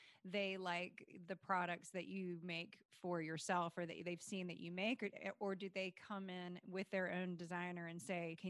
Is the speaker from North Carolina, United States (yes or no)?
yes; North Carolina, United States; I'm from North Carolina